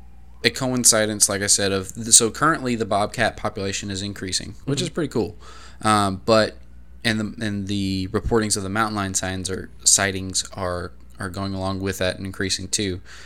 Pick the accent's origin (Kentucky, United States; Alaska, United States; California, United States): Kentucky, United States; Lexington; moved away; also born or lived in Pikeville, Kentucky; shout out Lexington, hometown. Shout out Pikeville. It's where I graduated high school.